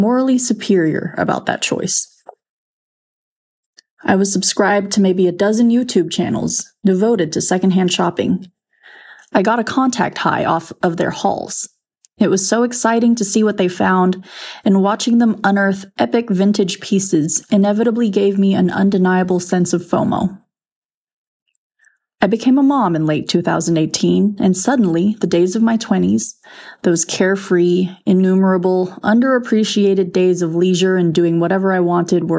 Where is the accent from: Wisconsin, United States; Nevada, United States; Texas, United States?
Texas, United States; I'm from Texas